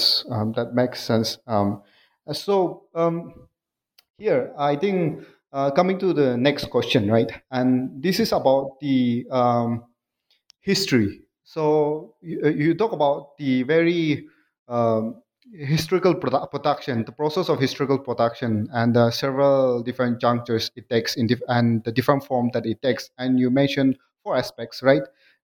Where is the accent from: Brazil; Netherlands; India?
India; Nagaland; Now, I'm here in India, and my people are Nagas. I'm from Nagaland